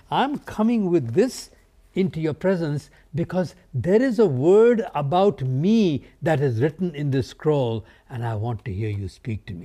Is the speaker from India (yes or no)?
yes; India; I grew up in India, uh, not from a Christ following background